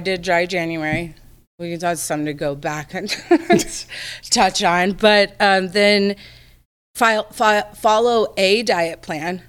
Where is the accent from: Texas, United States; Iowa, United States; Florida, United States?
Texas, United States; moved away; I'm from the South, so I feel like I'm pretty much typical Texas Southern girl